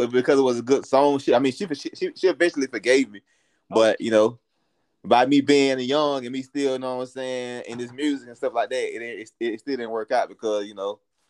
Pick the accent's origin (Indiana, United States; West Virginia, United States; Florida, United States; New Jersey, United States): Florida, United States; Tallahassee; The first song I did was at Riley Elementary School here in Tallahassee, Florida.